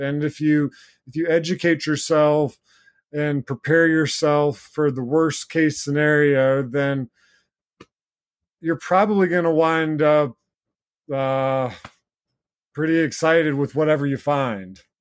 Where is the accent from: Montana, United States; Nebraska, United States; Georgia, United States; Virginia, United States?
Virginia, United States; Blue Ridge Mountains; also born or lived in Kentucky; now in North Carolina, United States; When I was younger, growing up in the Blue Ridge Mountains in Virginia